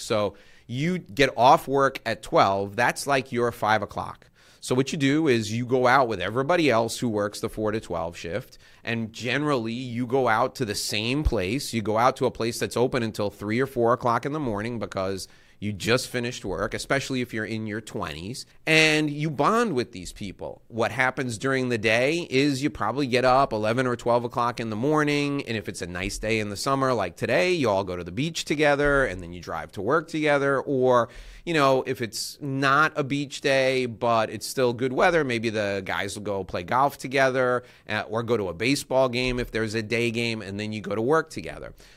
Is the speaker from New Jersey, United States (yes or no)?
no; New York, United States; I grew up in New York my whole life